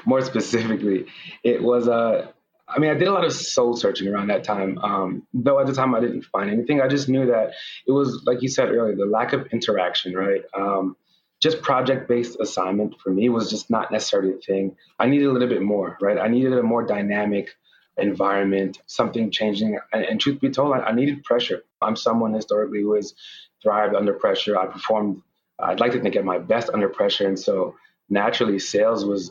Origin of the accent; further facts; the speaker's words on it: New York City, New York, United States; originally I'm born and raised from New York, Brooklyn specifically